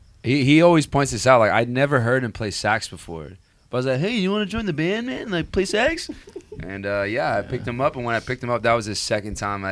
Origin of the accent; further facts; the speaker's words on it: Rancho Santa Margarita, California, United States; I grew up in Rancho Santa Margarita. So that's like Mission Viejo area. I don't know if y'all know where that's at, but... not a lot of hip-hop out there.